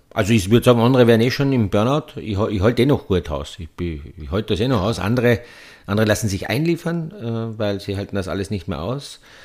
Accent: Petzen area, Carinthia, Austria; der Skiverein, wo ich aufgewachsen bin, der SC Petzen

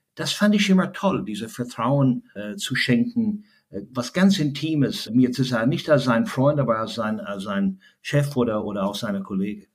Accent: Ireland; German is a second language; also born or lived in Germany; now in Frankfurt, Germany; in Deutschland, äh, wo ich äh, sehr, sehr gerne lebe als, als freiwillige irische Flüchtling

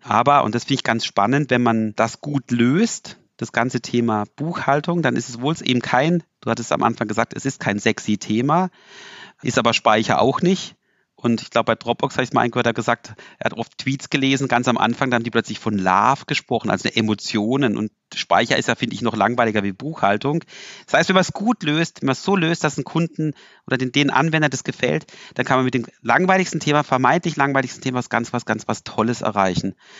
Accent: Freiburg, Baden-Württemberg, Germany; als Freiburger

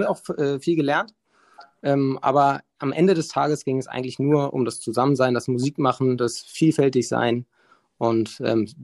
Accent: Hamburg, Germany; Bin aufgewachsen in Hamburg, ähm, bin irgendwann nach Mannheim, habe dort studiert an der Popakademie, bin dann zurück

